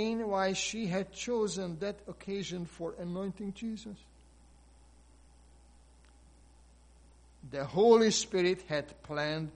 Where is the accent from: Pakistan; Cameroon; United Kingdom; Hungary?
Hungary; moved away; my home country, Hungary